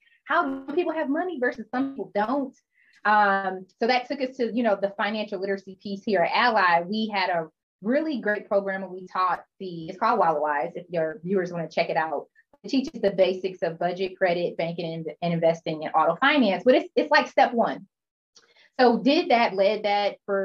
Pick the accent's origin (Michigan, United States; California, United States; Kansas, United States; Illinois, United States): Michigan, United States; Detroit; also born or lived in Chicago / Syracuse; I'm from Detroit, moved back home and worked for a boutique firm here